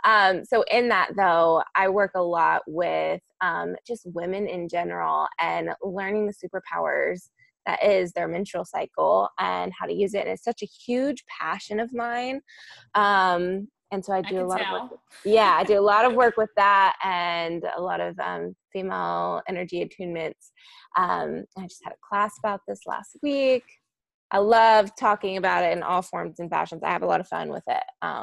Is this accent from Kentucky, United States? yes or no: yes; Kentucky, United States; now in Nashville, United States; So I'm in Nashville. I grew up in Kentucky.